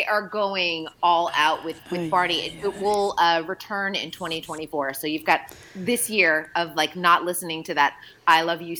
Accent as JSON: {"language": "English", "region": "Massachusetts", "country": "United States", "accent": "Boston", "said": "Nobody wants my Boston accent to come out on an Aloha Friday."}